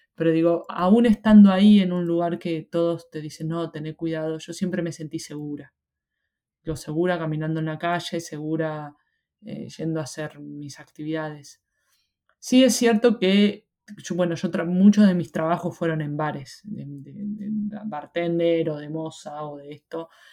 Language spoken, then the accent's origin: Spanish; Argentina; moved away as an adult; now in Australia